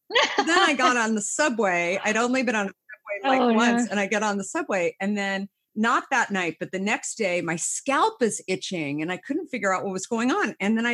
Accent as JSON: {"language": "English", "town": "Scottsdale", "region": "Arizona", "country": "United States", "tie": "born or raised there", "moved": "as an adult", "lives_now": "New York, United States", "said": "I grew up in Scottsdale"}